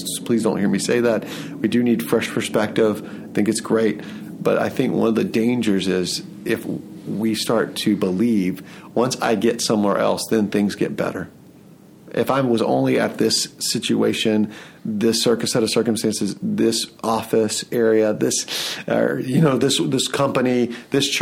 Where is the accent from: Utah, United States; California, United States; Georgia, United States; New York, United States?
Georgia, United States; Atlanta; also born or lived in Lehigh Valley, Pennsylvania; now in Allentown, United States; I'm from Atlanta and I love Atlanta